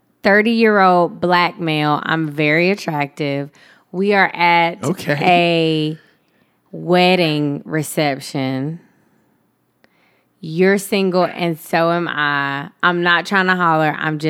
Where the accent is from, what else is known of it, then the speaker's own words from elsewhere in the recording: San Diego, California, United States; also born or lived in Alaska, United States; Okay. I'm from San Diego by way of Alaska.